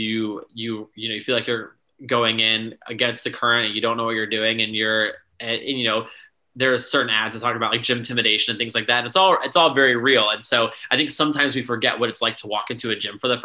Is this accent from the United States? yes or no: yes; Tampa, Florida, United States; moved away as an adult; also born or lived in Alexandria, Virginia; now in Washington, DC, United States; I grew up in Tampa, Florida